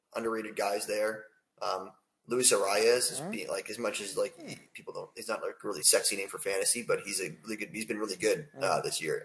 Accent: Toronto, Ontario, Canada; I'm from Toronto, and I'm a Jay fan.

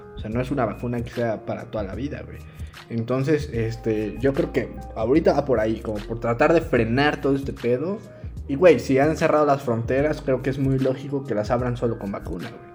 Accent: Mexico

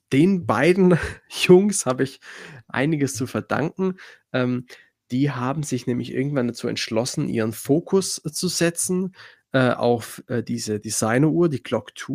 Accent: Schwäbisch Gmünd, Baden-Württemberg, Germany; accent: Swabian; ich komme aus Schwäbisch Gmünd, bin hier auch geboren. Man hört es wahrscheinlich auch immer mal wieder, äh, das Schwäbisch raus.

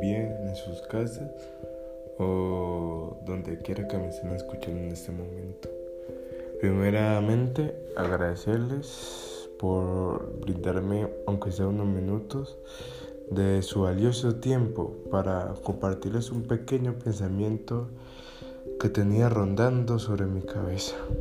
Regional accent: Cali, Valle del Cauca, Colombia; soy colombiano, especialmente de Cali

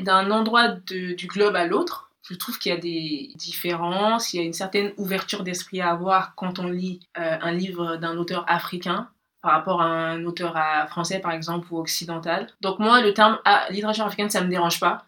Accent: Mali; moved away as an adult; now in France; Donc je suis née au Mali et j'y ai grandi. J'ai passé les 18 premières années de ma vie.

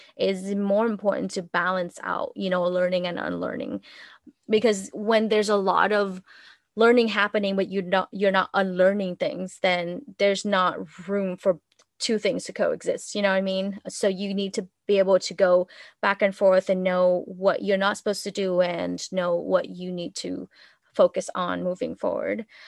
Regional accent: Vietnam; English is a second language; moved away as an adult; now in United States; I grew up in Vietnam and I spent, my I spent my first twenty-one years there.

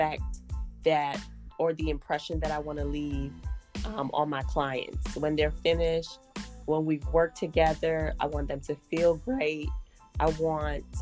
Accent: Guyana; I'm also Caribbean. I was born in Guyana

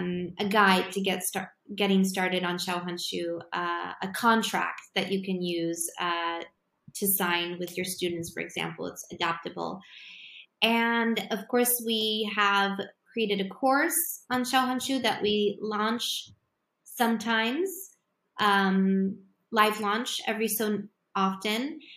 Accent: Poland; because I come from Poland and I live in Poland

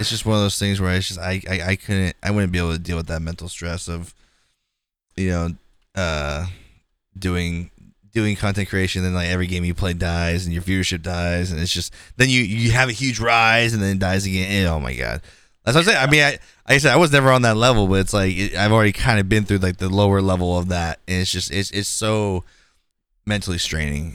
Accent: California, United States; I'm from California

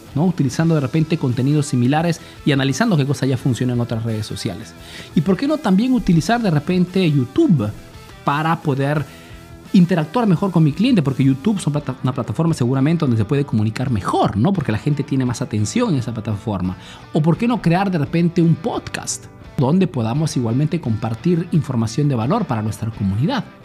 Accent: Peru; now in Italy

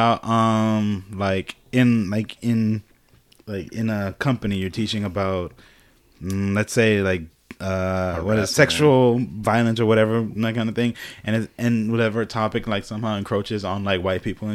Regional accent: Florida, United States; moved away as an adult; also born or lived in Miami / Orlando / Gainesville; growing up in Florida

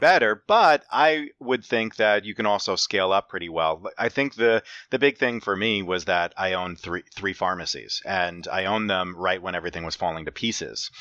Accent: Saugerties, New York, United States; our hometown of Saugerties, New York

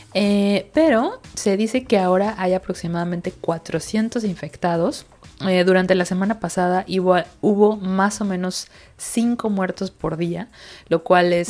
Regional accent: Mexico; now in Sweden; somos muchos mexicanos por allá

